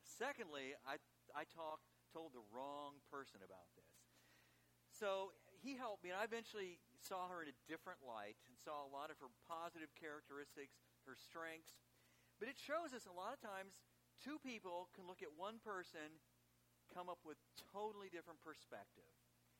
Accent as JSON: {"language": "English", "town": "Chicago", "region": "Illinois", "country": "United States", "said": "And actually, I'm from Chicago originally"}